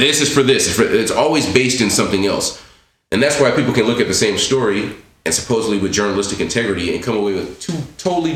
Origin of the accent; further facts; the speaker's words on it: Los Angeles, California, United States; MERS and I come from the same neighborhood. So we grew up in Miss City together. We went to Santa Monica College together.